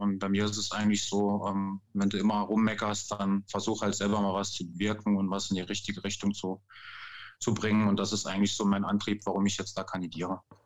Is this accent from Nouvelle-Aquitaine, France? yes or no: no; Grosbliederstroff, Grand Est, France; moved away; also born or lived in Saarbrücken; Ich bin in Saarbrücken geboren. Ähm, bin dann in Frankreich aufgewachsen, habe da 35 Jahre lang gelebt, direkt hinter der Grenze in Großbittersdorf